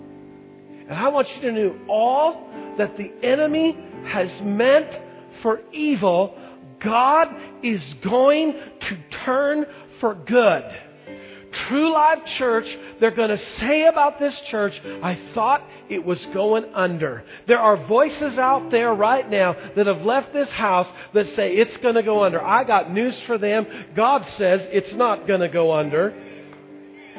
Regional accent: Longview, Washington, United States; I grew up in Longview, and as a kid, we played all the Vancouver schools in sports

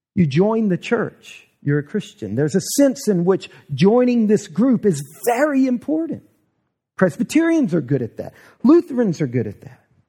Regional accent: the South, United States; we grew up here in the South

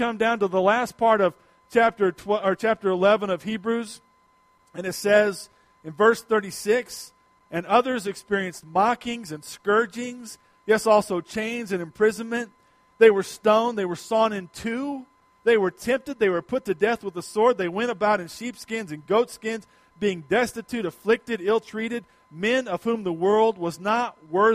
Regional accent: United States; as American Christians

